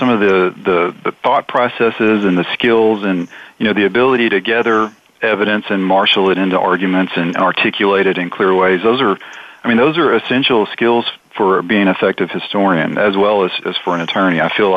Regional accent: Arkansas, United States; I grew up in the South. I grew up in Arkansas, and so, you know, growing up in the South, you kind of can't avoid the Civil War quite often.

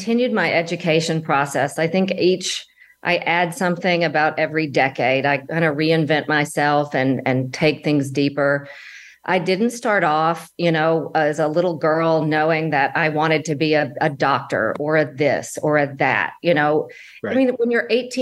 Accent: Alabama, United States; moved away as an adult; now in Dallas, United States; I was from Alabama originally, and I moved to Dallas just for a temporary job

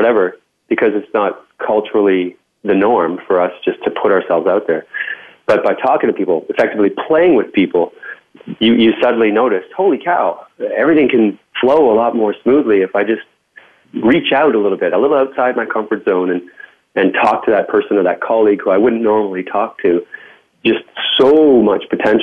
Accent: Canada; accent: Canadian; I'll put the Canadian back on

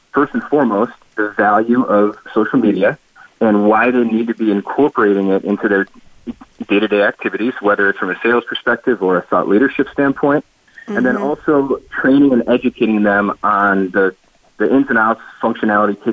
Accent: Cleveland, Ohio, United States; moved away as an adult; now in Charlotte, United States; born and raised in Cleveland, Ohio

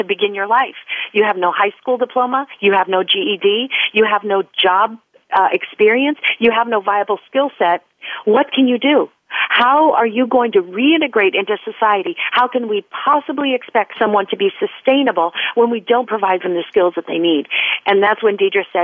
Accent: Iowa, United States; moved away as an adult; now in California, United States; I was born in California. I lived here for the first 10 years of my life, and then my family moved to Iowa, where I grew up

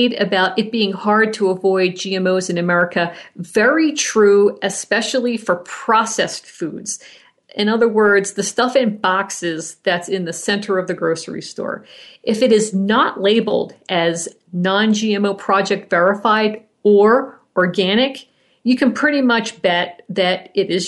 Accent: Colorado, United States; my home state, Colorado

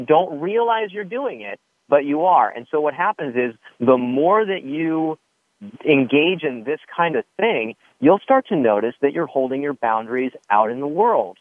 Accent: Santa Monica, California, United States; I was born and raised on the Upper West Side of Santa Monica

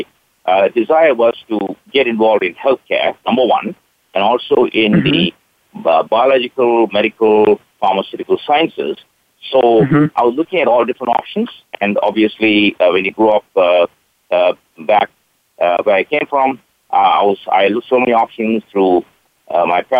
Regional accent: Malaysia; moved away as an adult; also born or lived in United States; I grew up in Malaysia, which is in Southeast Asia. I am of Indian origin

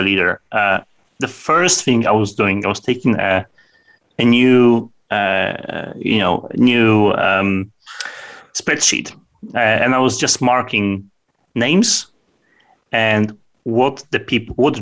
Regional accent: Poland; it's typical for Poles that when we meet people in the morning

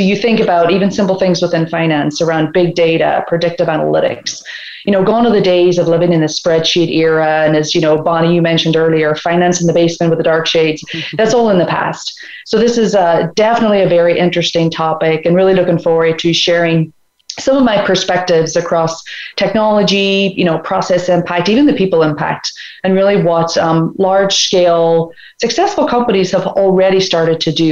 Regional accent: Ireland; moved away as an adult; now in Atlanta, United States; I'm originally from Ireland, I've been in the States almost 18 years now.

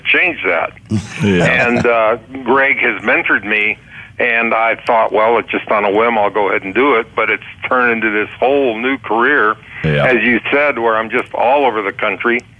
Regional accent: Prescott, Arizona, United States; this is my hometown, the city of Prescott

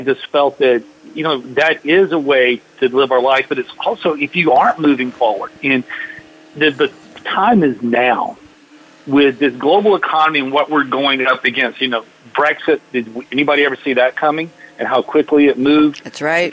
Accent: Atlanta, Georgia, United States; growing up in Atlanta

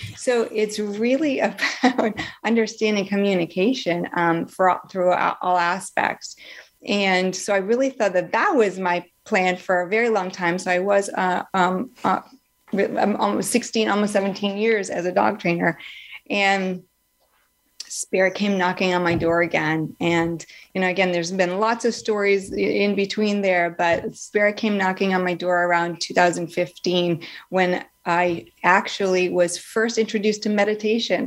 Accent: Northeast, United States; moved away; also born or lived in Florida; I grew up in the Northeast

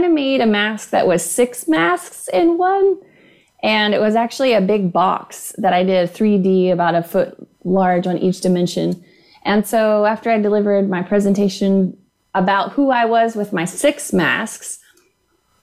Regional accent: Houston, Texas, United States; also born or lived in Lubbock, Texas; So I was born in Lubbock, Texas, grew up in Houston, Texas

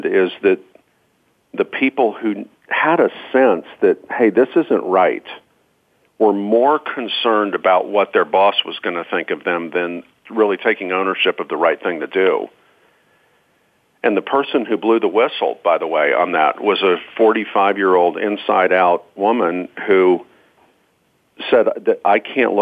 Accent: Georgia, United States; I'm from Georgia.

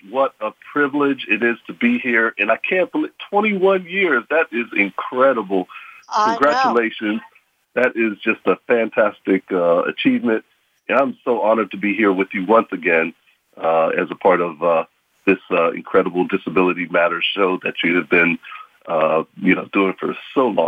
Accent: Pittsburgh, Pennsylvania, United States; I grew up here in Pittsburgh. Very proud to uh, be a Pittsburgher.

